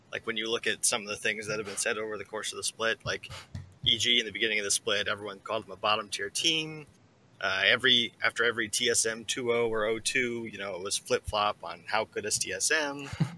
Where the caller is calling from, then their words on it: Lexington, Kentucky, United States; Calling from Lexington, Kentucky.